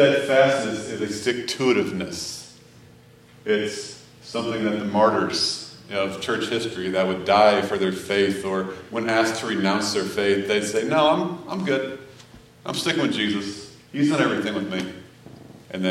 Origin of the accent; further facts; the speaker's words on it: Missouri, United States; moved away; I grew up in Missouri